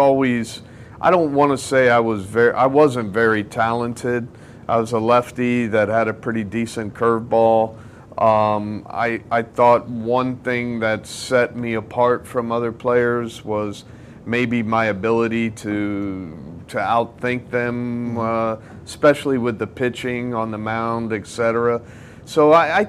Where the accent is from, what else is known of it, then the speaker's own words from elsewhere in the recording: Miami, Florida, United States; I was born here in Miami